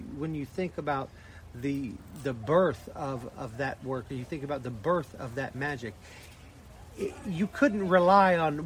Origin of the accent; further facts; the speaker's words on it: Blue Ridge Mountains, Appalachia, United States; moved away; I was raised in Appalachia, in the Blue Ridge Mountains